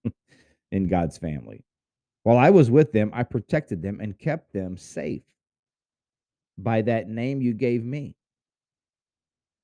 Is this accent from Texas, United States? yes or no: yes; Houston, Texas, United States; I was born in Houston